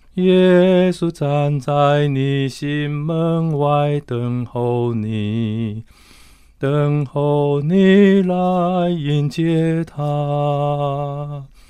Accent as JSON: {"language": "Chinese", "region": "Tainan", "country": "Taiwan", "tie": "born or raised there", "moved": "yes", "lives_now": "Taipei, Taiwan", "said": "南部，我是在台南市长大的"}